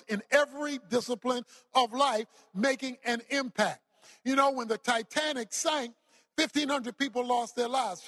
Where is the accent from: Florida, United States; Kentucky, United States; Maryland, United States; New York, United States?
Maryland, United States; Baltimore; I was raised in Baltimore, Maryland. I was raised in the hood, so to speak